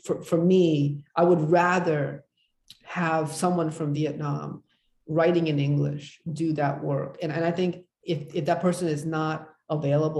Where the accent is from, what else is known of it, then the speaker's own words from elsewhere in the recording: United States; I was brought up in America